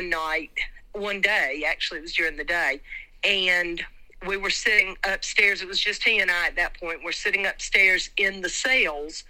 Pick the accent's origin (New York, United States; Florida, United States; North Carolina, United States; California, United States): North Carolina, United States; Wilkes County; I grew up in Wilkes County